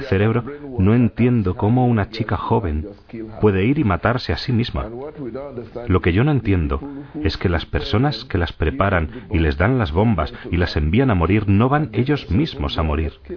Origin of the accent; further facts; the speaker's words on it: Southwest Nigeria, Nigeria; now in Abuja, Nigeria; En el suroeste, de donde soy yo, hay una mezcla, cristianos y musulmanes